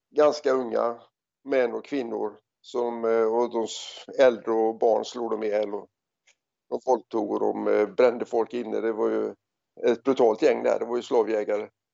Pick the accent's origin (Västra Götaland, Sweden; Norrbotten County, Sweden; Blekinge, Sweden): Västra Götaland, Sweden; Gothenburg; moved away as an adult; also born or lived in South Africa / Australia; jag kommer ursprungligen från eh, Göteborg